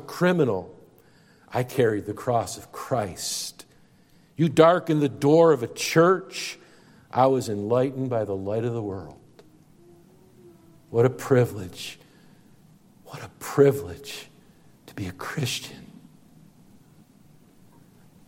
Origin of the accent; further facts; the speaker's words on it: Syracuse, New York, United States; I'm from Syracuse